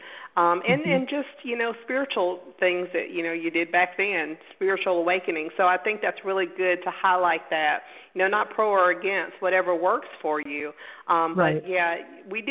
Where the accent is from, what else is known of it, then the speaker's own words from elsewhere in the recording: Pensacola, Florida, United States; I was born in Pensacola, Florida. You know, we're in the Bible Belt